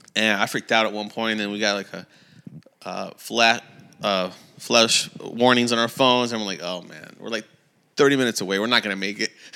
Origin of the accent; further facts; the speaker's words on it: California, United States; we're from California